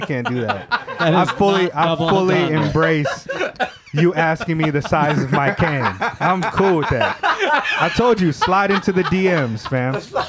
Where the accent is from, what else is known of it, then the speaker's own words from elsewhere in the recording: California, United States; I'm a Californian, and I'm not even a big.